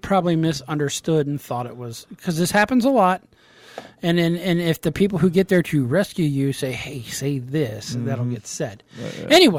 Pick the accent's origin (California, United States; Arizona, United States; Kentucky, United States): Kentucky, United States; I'm from Kentucky